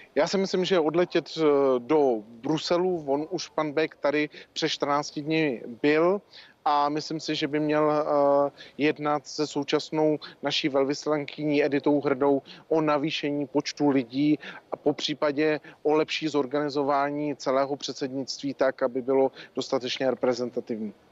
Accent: Czechia; jako Češi

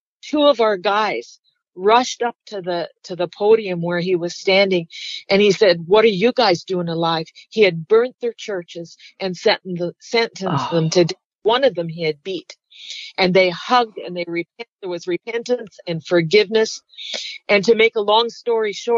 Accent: Canada; I'm Canadian

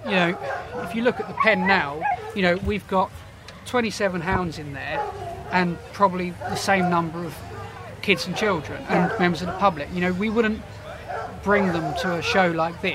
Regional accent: Portsmouth, South East England, United Kingdom; a Pompey boy, so I grew up in Portsmouth.

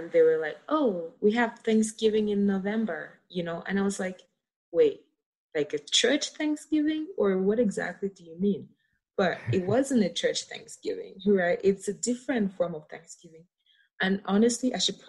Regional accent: Cameroon; moved away as an adult; now in United States; my experience growing up in Cameroon.

